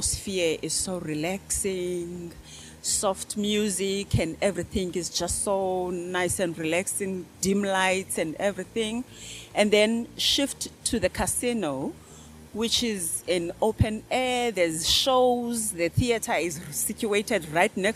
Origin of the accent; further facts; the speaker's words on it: East London, Eastern Cape, South Africa; first language Xhosa; English is a second language; moved away; also born or lived in Port Elizabeth; So from South Africa, I was born in East London, and we relocated to Port Elizabeth